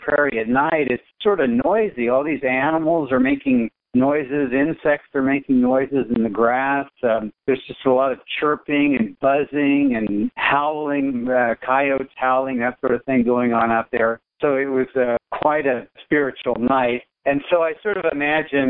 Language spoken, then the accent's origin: English; Wichita, Kansas, United States; growing up in Wichita, Kansas